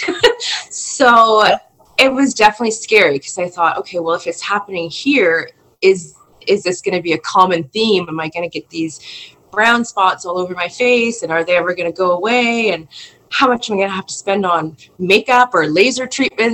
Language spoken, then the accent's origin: English; Nova Scotia, Canada; moved away; I'm originally from Nova Scotia, where there's a lot of moisture in the air